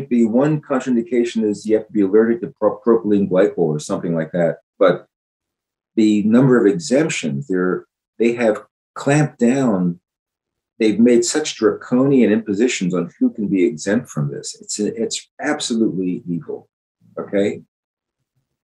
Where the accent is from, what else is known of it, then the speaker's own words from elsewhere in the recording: Philadelphia, Pennsylvania, United States; Growing up in Philadelphia, where the Declaration of Independence was signed